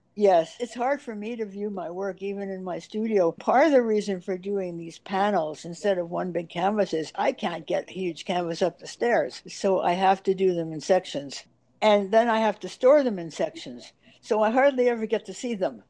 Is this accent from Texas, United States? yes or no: no; New York City, New York, United States; growing up in New York City at the time